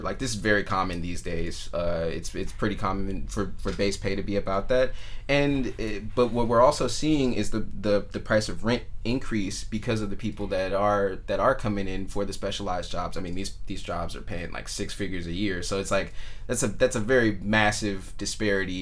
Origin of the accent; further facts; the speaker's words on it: Richmond, California, United States; also born or lived in Reno, Nevada; my hometown of Richmond